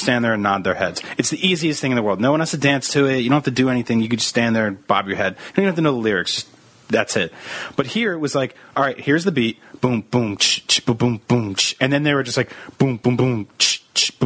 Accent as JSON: {"language": "English", "region": "East Coast", "country": "United States", "tie": "born or raised there", "moved": "yes", "said": "growing up on the East Coast"}